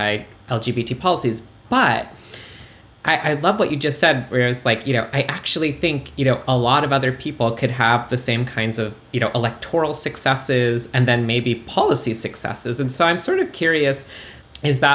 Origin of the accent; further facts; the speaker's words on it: Canada; now in United States; I'm famously from Canada. I'm an immigrant